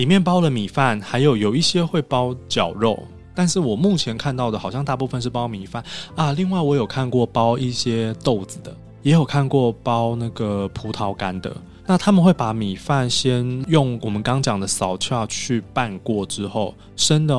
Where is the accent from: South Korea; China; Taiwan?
Taiwan; 因为它跟我们台湾人所认知的高丽菜卷不一样，